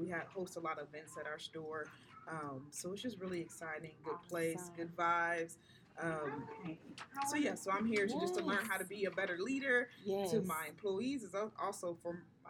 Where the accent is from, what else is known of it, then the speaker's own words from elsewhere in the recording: Dayton, Ohio, United States; I'm from Dayton, Ohio.